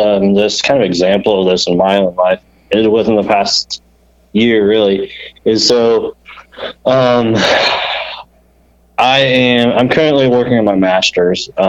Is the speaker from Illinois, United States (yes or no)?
no; Indiana, United States; moved away as an adult; now in Ohio, United States; I grew up in Indiana